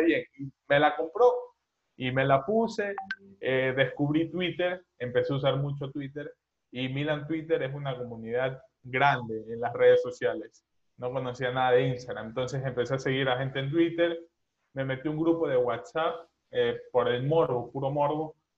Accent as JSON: {"language": "Spanish", "town": "Babahoyo", "region": "Los Ríos", "country": "Ecuador", "lives_now": "Guayaquil, Ecuador", "said": "yo soy de Ecuador, eh, tengo 20 años, soy dudo que conozcan la ciudad de Ecuador, pero bueno, igual lo digo, soy de Babahoyo"}